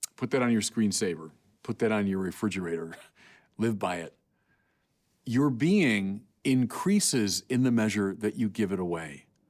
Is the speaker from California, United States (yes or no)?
yes; California, United States; I'm from California.